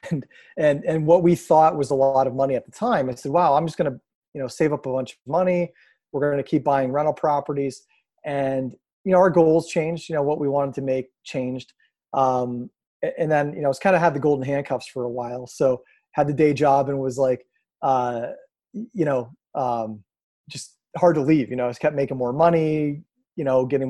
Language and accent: English; Erie, Pennsylvania, United States; I'm born and raised in Erie, Pennsylvania.